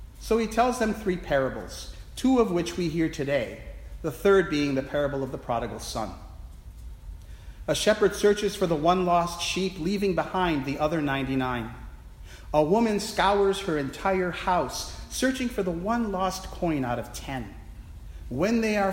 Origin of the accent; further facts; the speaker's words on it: Milwaukee, Wisconsin, United States; Milwaukee, Wisconsin, my hometown